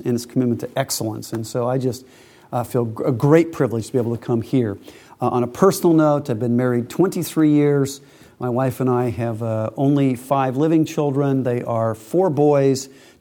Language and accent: English; United States; accent: slack American; my slack American accent